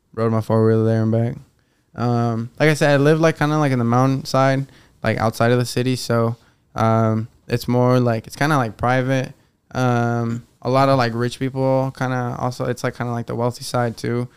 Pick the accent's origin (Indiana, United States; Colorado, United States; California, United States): Colorado, United States; Fort Collins; also born or lived in Mexico / Denver; I grew up in Fort Collins, which is an hour away from Denver, up north, hour 15.